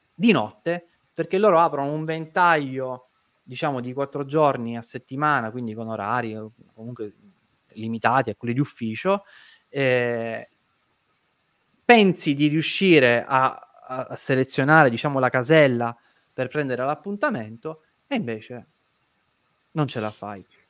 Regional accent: Caltagirone, Sicily, Italy; io sono di Caltagirone

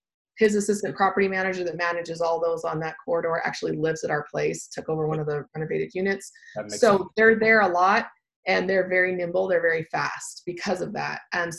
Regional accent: Austin, Texas, United States; And then we're from Austin, so I'd look in like San Antonio, that kind of place.

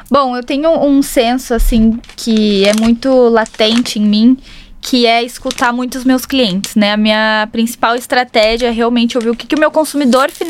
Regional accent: South Region, Brazil; Ela vai ter certeza que eu sou do Sul, todo mundo do Sul tem nome composto.

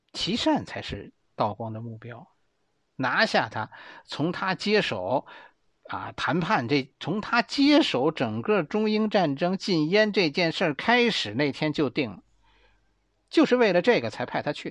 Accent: Beijing, China; accent: Beijing dialect; 我们北京话就叫死乞白咧

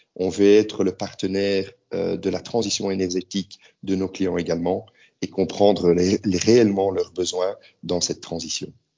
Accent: Belgium; moved away as an adult; now in Prague, Czech Republic; je suis belge

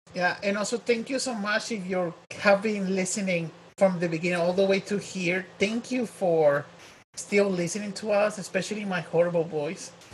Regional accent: Mexico; accent: Mexican; my Mexican accent

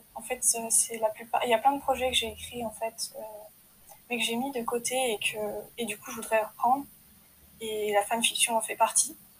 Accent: France; Je suis française, j'ai des origines bretonnes et alsaciennes

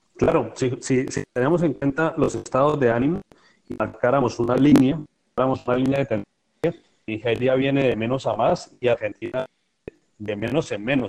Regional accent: Colombia; como colombiano

